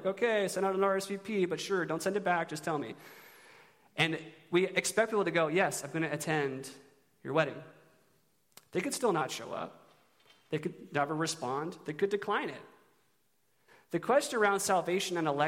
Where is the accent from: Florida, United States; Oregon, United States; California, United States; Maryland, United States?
Oregon, United States; Eugene; I'm from Eugene